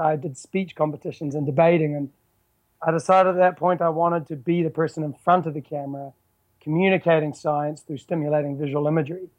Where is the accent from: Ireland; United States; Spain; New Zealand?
New Zealand; also born or lived in Vancouver, Canada; I'm, I'm from New Zealand. I, I live in a you know a rock in the bottom of the South Pacific, surrounded by ocean. Um, I was originally born in Vancouver though.